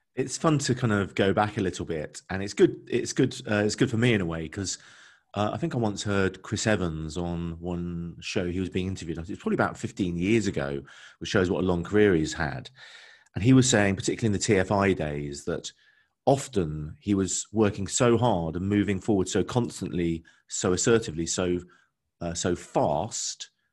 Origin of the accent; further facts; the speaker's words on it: London, United Kingdom; moved away as an adult; now in Bristol, United Kingdom; I grew up in London.